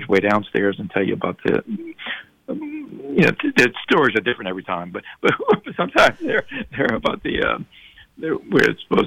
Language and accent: English; Metairie, Louisiana, United States; I'm from Bucktown